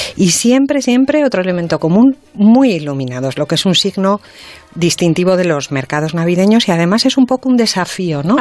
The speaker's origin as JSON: {"language": "Spanish", "town": "Santander", "region": "Cantabria", "country": "Spain", "said": "yo que soy de Santander"}